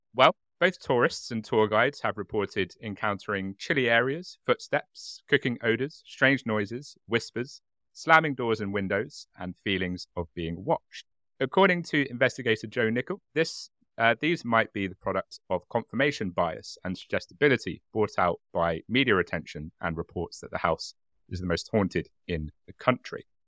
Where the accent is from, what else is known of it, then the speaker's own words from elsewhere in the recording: United Kingdom; as a British person